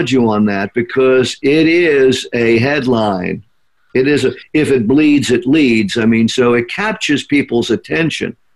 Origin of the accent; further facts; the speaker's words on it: Flint, Michigan, United States; And, and, and, you know, you're from Flint. We're all from Flint.